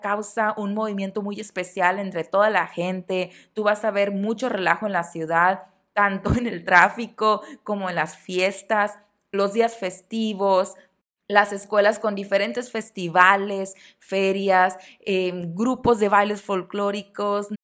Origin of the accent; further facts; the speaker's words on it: Mexico; otras celebraciones que tenemos durante el año en el país, en México